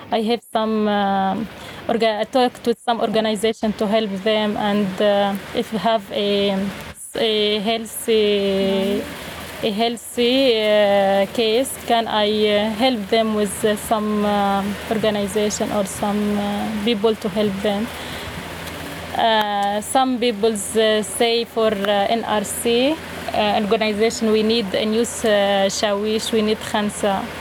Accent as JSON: {"language": "English", "town": "Homs", "region": "Homs Governorate", "country": "Syria", "second_language": "English", "moved": "as an adult", "lives_now": "Lebanon", "said": "I am from Syria, from Homs. I live uh, here in uh, Lebanon, in Al Buqa, uh, in the small camp with uh, some refugees from Syria."}